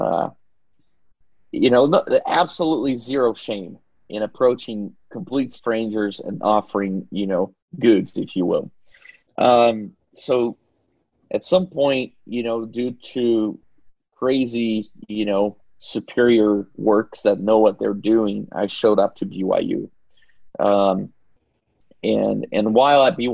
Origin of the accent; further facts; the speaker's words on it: Belo Horizonte, Minas Gerais, Brazil; moved away as an adult; also born or lived in Pasadena; I grew up in Belo Horizonte